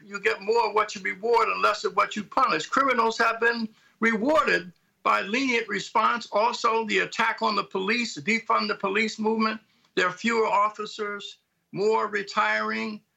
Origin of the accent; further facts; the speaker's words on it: Philadelphia, Pennsylvania, United States; I'm from Philadelphia